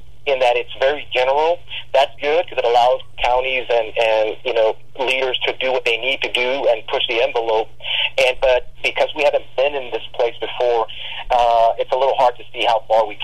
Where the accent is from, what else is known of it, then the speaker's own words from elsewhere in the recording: Del Rio, Texas, United States; I grew up in Del Rio, wonderful people.